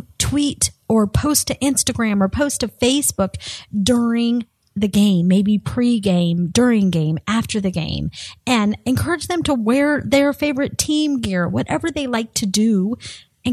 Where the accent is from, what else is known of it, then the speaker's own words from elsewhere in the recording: Colorado, United States; moved away as an adult; now in Florida, United States; I grew up in Colorado. I moved to Florida about 8 years ago